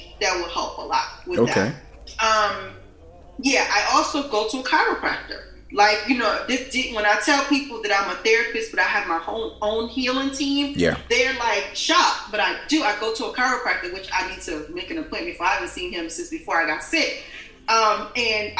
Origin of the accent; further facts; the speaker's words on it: New Jersey, United States; I grew up in New Jersey